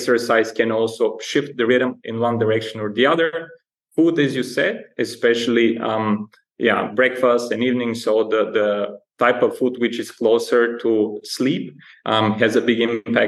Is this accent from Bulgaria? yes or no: yes; Bulgaria; moved away as an adult; also born or lived in Alaska / London / Germany / Netherlands; I'm originally from Bulgaria, a small Eastern European country